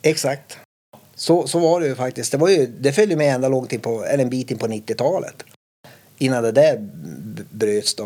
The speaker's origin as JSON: {"language": "Swedish", "town": "Kiruna", "region": "Norrbotten County", "country": "Sweden", "tie": "born or raised there", "said": "jag upplevde min uppväxt då i Kiruna som väldigt, eh, man värnar om varann"}